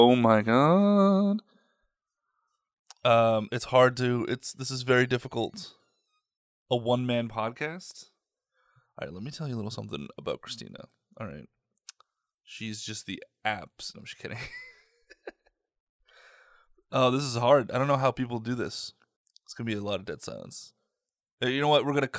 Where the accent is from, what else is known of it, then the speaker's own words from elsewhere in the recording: Midland, Michigan, United States; We were just finishing talking about how Midland, Michigan, my hometown's underwater.